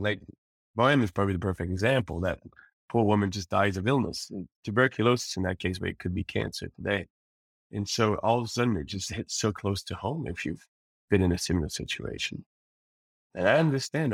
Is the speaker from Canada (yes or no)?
yes; Repentigny, Quebec, Canada; also born or lived in Montreal; now in Paris, France; I was raised in Repentigny. I was born in Montreal